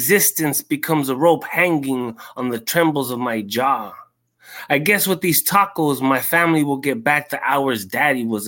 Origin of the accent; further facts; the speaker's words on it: San Fernando Valley, California, United States; moved away as an adult; now in Pomona, United States; I'm from the San Fernando Valley. Life took me to Pomona. I've been living here for 10 years, going on 11.